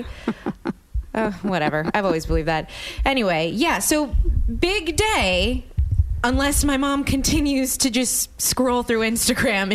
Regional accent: New Orleans, Louisiana, United States; moved away as an adult; now in Los Angeles, United States; I grew up in New Orleans, Louisiana

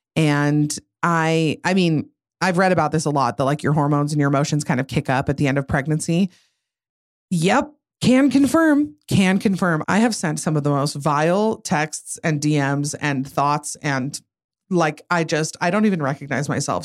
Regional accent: Utah, United States; I'm from Utah

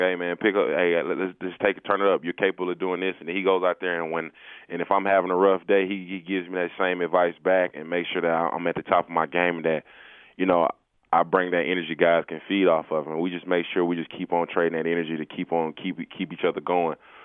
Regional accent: Atlanta, Georgia, United States; I'm from Atlanta

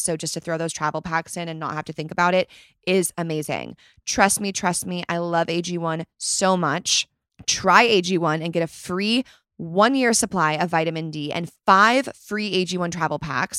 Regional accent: Chicago, Illinois, United States; I was born in Chicago.

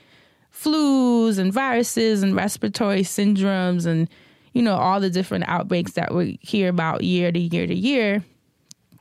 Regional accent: New York, United States; being a New Yorker

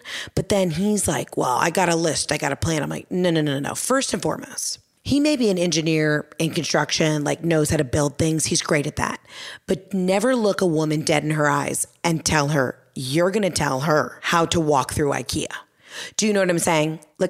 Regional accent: the South, United States; accent: Southern; I've lost my Southern accent. I've been up here 3 weeks and I'm already saying things like almonds.

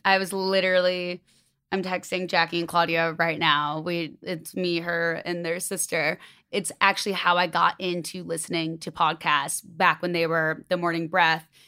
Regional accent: Chicago, Illinois, United States; moved away as an adult; now in Los Angeles, United States; And I'm from Chicago.

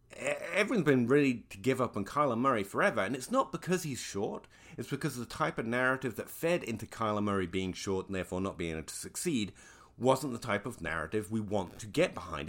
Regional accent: England, United Kingdom; I am an Englishman who was once a schoolchild

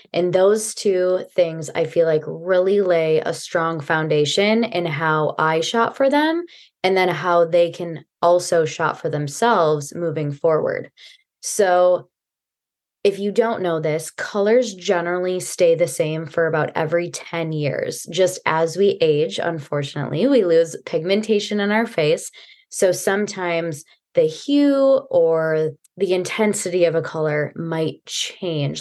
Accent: Midwest, United States; now in Silicon Valley, United States; I am from the Midwest originally, and now I'm in Silicon Valley

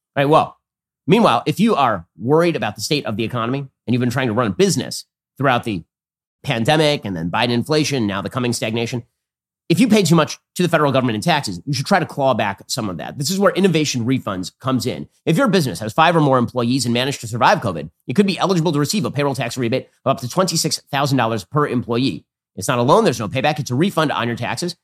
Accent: United States; as an American

